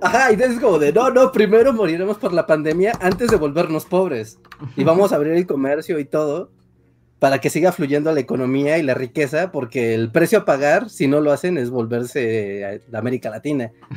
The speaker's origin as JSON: {"language": "Spanish", "country": "Mexico", "said": "estamos en México, somos puros mexicanos"}